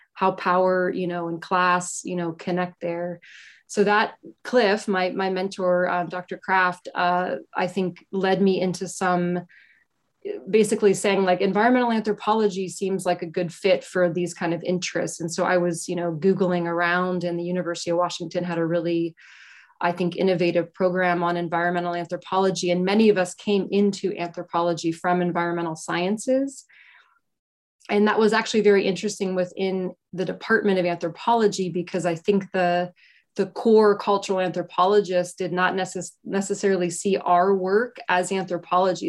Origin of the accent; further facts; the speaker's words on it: Pittsburgh, Pennsylvania, United States; moved away; I grew up in Pittsburgh, um, a lot of steel mill, like union